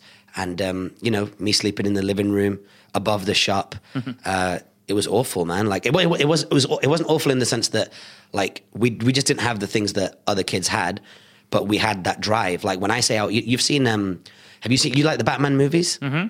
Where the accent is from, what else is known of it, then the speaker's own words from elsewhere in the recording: Bolton, North West England, United Kingdom; I was born in Bolton.